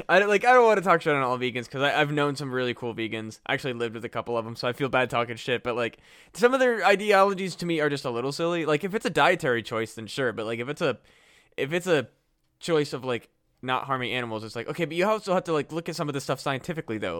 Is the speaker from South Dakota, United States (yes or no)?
no; Iowa, United States; born or raised there; moved away